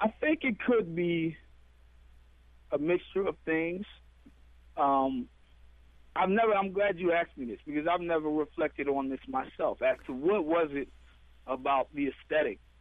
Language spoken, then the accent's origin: English; United States; moved away; also born or lived in Ghana; I was from America.